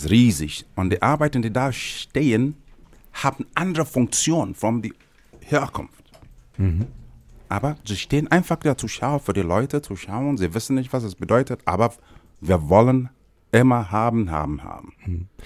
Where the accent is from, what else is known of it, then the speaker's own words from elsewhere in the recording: Nigeria; moved away; ich komme aus Nigeria